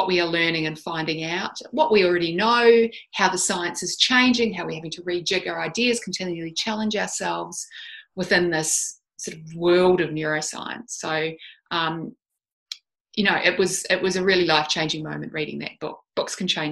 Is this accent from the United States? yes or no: no; Christchurch, Canterbury, New Zealand; moved away as an adult; also born or lived in Dunedin, New Zealand; now in Australia; I'm actually a New Zealander. I didn't grow up in Australia. I live here now, but I was born and bred in New Zealand